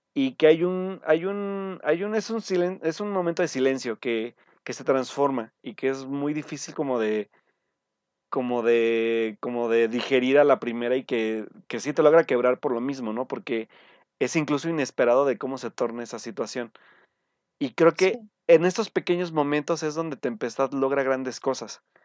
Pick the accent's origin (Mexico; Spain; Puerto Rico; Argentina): Mexico; como mexicanos